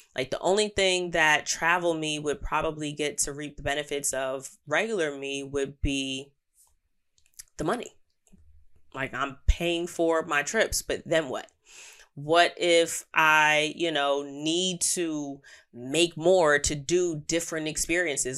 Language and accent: English; New York, United States; As an American, as a New Yorker